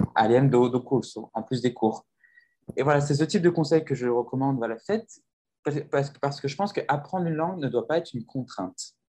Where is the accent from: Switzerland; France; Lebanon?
France; moved away as an adult; now in São Paulo, Brazil; je suis français, je suis arrivé au Brésil, ça fait bientôt trois ans que je vis à São ah. Paulo